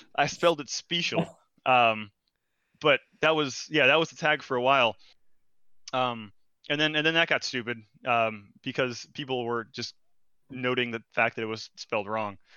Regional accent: Brazil; moved away; I'm foreign. I'm from Brazil

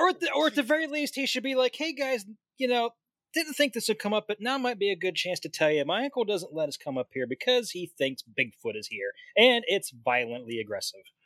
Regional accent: Pennsylvania, United States; I'm from Pennsylvania.

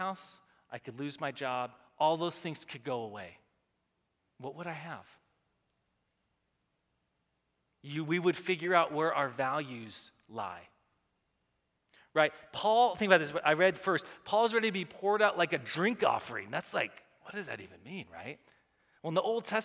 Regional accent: United States; We live in America

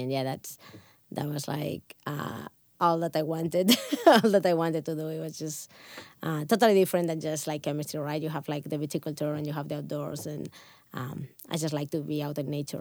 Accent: Barcelona, Catalonia, Spain; first language Catalan; English is a second language; moved away as an adult; also born or lived in Pyrenees; now in United States; I'm growing up in Spain or in in Catalonia, like we have wine always surrounding us. If you if you grew up in a small village like I did, I I was from Barcelona

